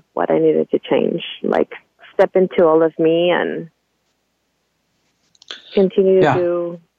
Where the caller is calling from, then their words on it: Anaheim, California, United States; I'm calling in from Anaheim